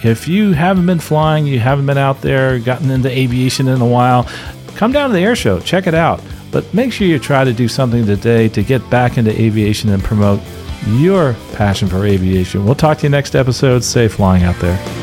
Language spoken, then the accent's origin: English; Philadelphia, Pennsylvania, United States; Denise and I are both from Philadelphia. I was born in the Philadelphia Naval Hospital